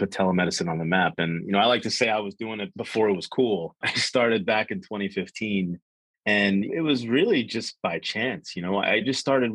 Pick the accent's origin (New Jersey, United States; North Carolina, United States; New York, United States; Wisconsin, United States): New Jersey, United States; Jersey Shore; now in Wilmington, United States; I'm from the Jersey Shore